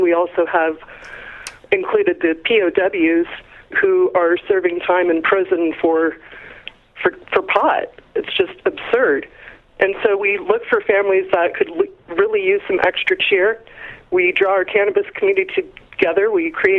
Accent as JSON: {"language": "English", "region": "Colorado", "country": "United States", "said": "I'm from Colorado"}